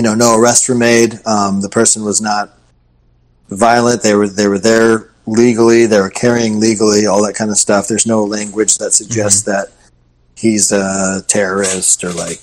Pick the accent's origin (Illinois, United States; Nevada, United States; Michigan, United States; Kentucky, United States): Michigan, United States; now in Florida, United States; I'm from Michigan, and I still have friends and family that live there.